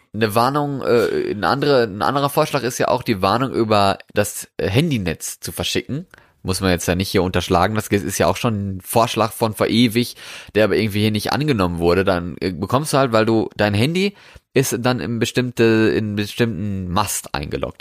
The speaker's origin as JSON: {"language": "German", "country": "Germany", "said": "hier bei uns in Deutschland"}